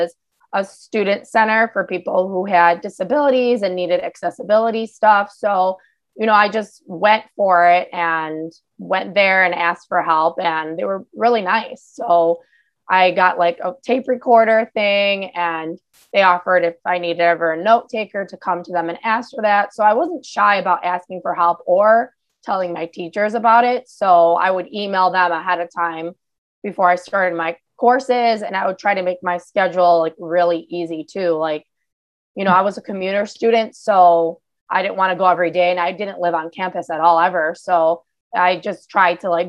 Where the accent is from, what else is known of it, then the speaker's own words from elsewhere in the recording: Chicago, Illinois, United States; I'm from Chicago